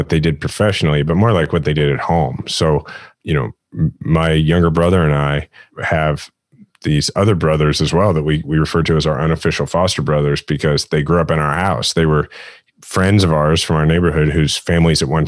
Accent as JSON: {"language": "English", "region": "Midwest", "country": "United States", "tie": "born or raised there", "said": "growing up in the Midwest and having sort of that Midwestern point of view"}